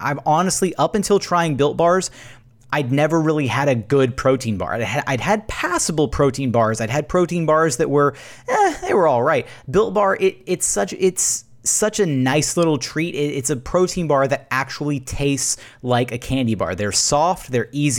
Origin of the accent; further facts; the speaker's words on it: Houston, Texas, United States; I grew up in Meyerland near Hillcroft and Brayswood